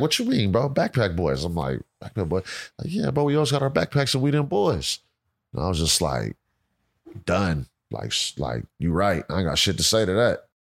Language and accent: English; Pittsburg, California, United States; I'm born and raised in Pittsburgh, California. It's about, uh, twenty miles east of Oakland